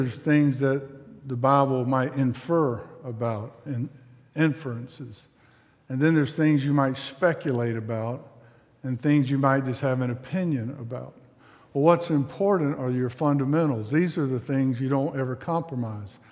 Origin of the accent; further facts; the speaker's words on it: South Mississippi, United States; I was raised in South Mississippi.